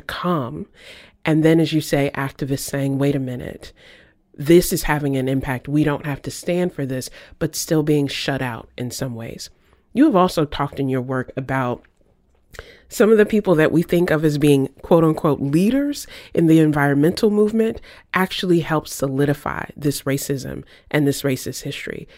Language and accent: English; Virginia, United States; moved away; I grew up in Virginia in a neighborhood